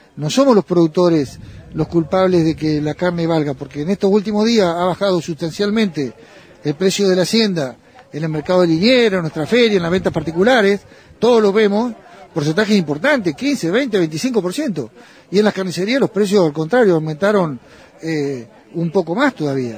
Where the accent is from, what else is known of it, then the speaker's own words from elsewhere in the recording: El Triunfo, Buenos Aires Province, Argentina; Yo soy de un pequeño pueblo en el noroeste de la provincia de Buenos Aires, en el Triunfo, que somos 1.500 habitantes